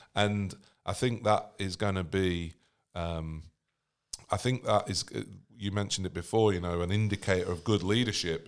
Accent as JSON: {"language": "English", "country": "United States", "said": "I'm American"}